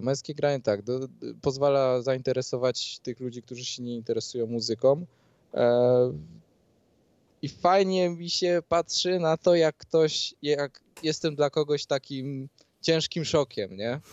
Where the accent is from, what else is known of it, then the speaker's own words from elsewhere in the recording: Skała, Lesser Poland, Poland; pochodzę spod krakowskiej ska skały, mamy 4000 mieszkańców